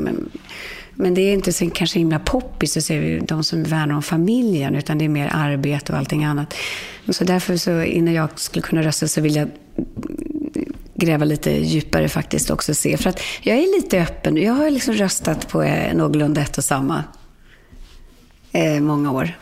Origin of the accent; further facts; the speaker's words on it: Sweden; komma hem till Sverige